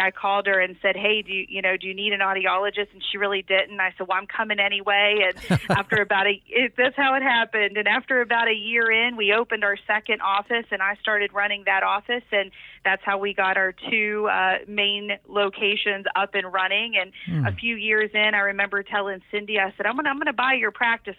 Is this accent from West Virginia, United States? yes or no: yes; Mannington, West Virginia, United States; I was from Mannington, a little tiny town. I was very sheltered by my parents